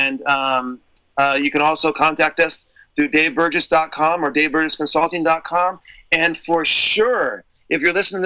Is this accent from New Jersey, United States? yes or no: no; San Diego, California, United States; I'm from San Diego.